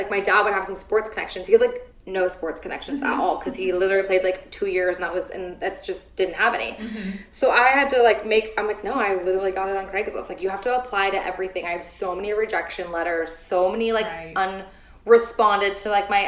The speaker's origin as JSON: {"language": "English", "town": "San Diego", "region": "California", "country": "United States", "said": "I'm from San Diego"}